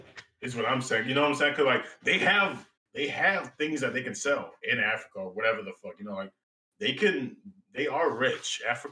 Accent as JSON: {"language": "English", "country": "Canada", "said": "I'm a Canadian. I'm a Canadian man."}